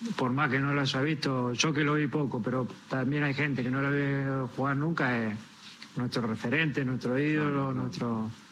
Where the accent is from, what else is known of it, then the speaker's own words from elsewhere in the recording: Argentina; somos los argentinos